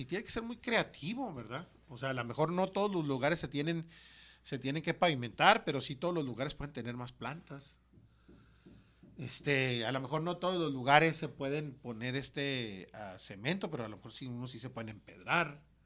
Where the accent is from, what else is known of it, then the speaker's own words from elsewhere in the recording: Ciudad Juárez, Chihuahua, Mexico; yo soy un producto de Ciudad Juárez